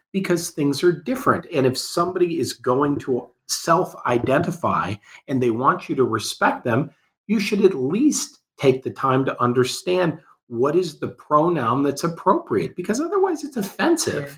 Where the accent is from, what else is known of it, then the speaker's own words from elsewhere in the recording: United States; I'm an American